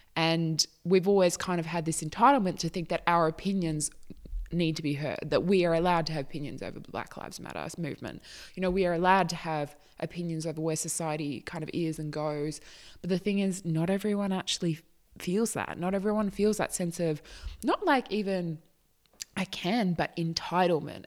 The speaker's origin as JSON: {"language": "English", "country": "Australia", "said": "I am not American. I am Australian."}